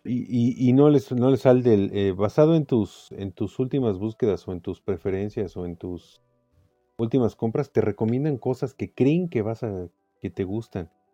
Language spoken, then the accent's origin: Spanish; Mexico